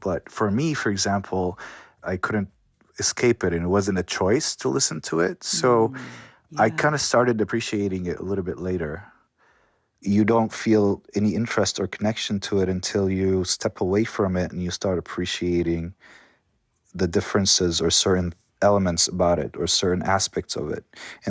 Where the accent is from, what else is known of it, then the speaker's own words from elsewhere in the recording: Amman, Amman Governorate, Jordan; I'm from Jordan, from Amman, Jordan. I was born there.